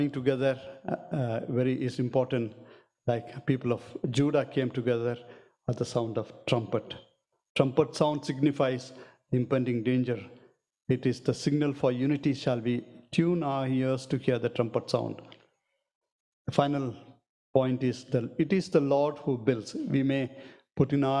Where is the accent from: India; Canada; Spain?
India; South India; I'm from South India